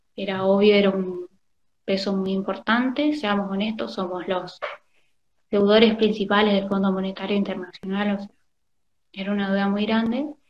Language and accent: Spanish; Argentina; somos argentinos